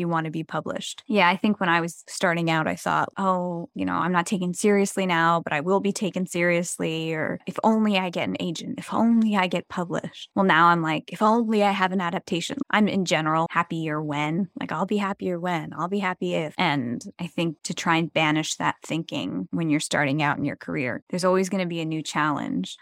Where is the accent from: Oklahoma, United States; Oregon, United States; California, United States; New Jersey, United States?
New Jersey, United States; moved away; also born or lived in New York City; it's very Jersey, and that's where my hometown is